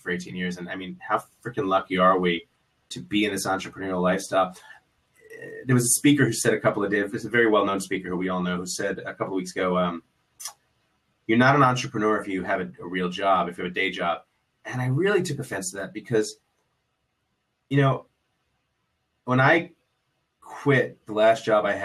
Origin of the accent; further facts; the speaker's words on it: New York City, New York, United States; I grew up in New York City. I was a public school kid